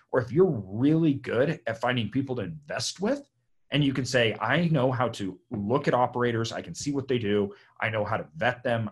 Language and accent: English; Idaho, United States; I'm from Idaho